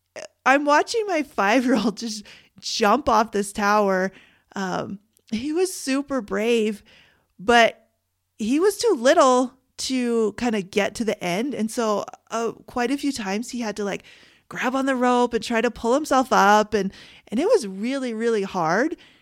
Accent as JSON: {"language": "English", "country": "Canada", "said": "I'm Canadian"}